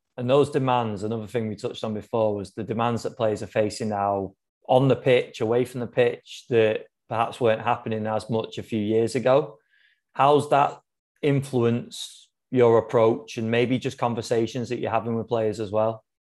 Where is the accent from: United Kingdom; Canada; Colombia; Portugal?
United Kingdom; England; as an Englishman